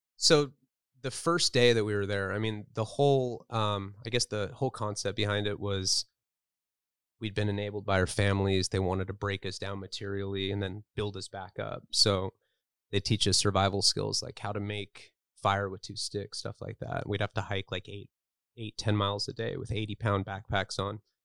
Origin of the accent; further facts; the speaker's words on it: Santa Barbara, California, United States; I grew up in Santa Barbara, California